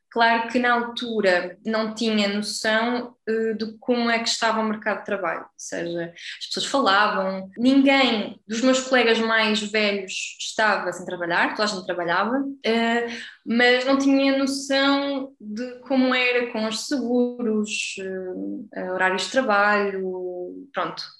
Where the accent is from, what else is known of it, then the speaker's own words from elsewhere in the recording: Aveiro, Aveiro District, Portugal; moved away as an adult; also born or lived in Porto, Portugal; now in France; eu sou da Aveiro